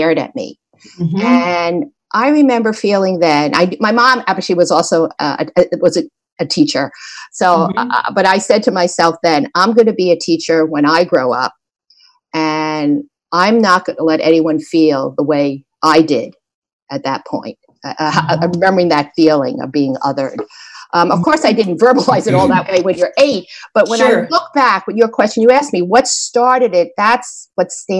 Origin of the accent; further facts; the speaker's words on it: suburbs of New Jersey, United States; also born or lived in New York City, United States; we moved from New York City to the suburbs of New Jersey